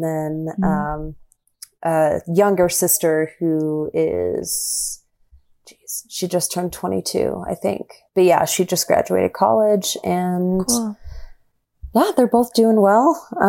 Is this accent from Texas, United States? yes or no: yes; Texas, United States; I always tell people, like, you're not going to know I'm really from Texas, but I do, I reserve the right to use y'all whenever I want.